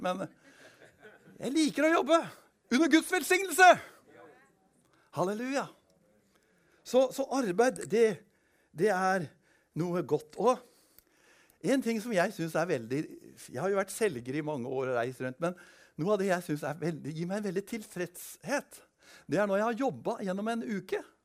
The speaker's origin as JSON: {"language": "Norwegian", "town": "Kongsberg", "region": "Buskerud", "country": "Norway", "tie": "born or raised there", "said": "Da var jeg da var jeg en del av en ungdomskultur på Kongsberg. Jeg kommer fra Kongsberg"}